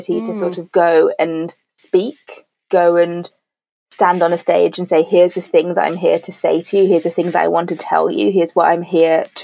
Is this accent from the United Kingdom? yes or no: yes; Birmingham, West Midlands, United Kingdom; first language English; moved away as an adult; also born or lived in Paris; I grew up in Birmingham